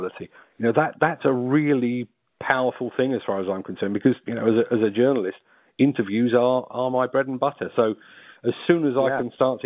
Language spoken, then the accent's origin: English; London, United Kingdom; accent: South London; my South London accent